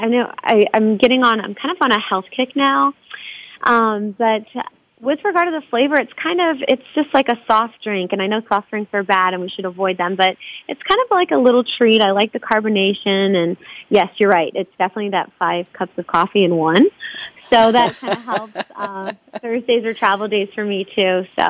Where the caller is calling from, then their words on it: Salt Lake City, Utah, United States; So I'm actually in beautiful Salt Lake City. It's gorgeous here.